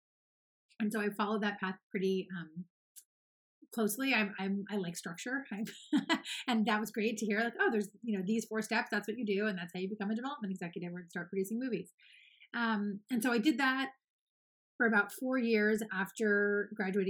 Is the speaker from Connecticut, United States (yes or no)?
no; Los Angeles, California, United States; I'm born and raised in Los Angeles